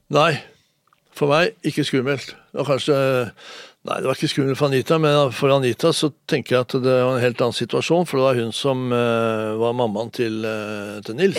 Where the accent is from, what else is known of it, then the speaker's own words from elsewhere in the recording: Oslo, Norway; also born or lived in Moss; jeg var fem, og min bror Jan var syv når vi flytta fra Moss til, til Lambertseter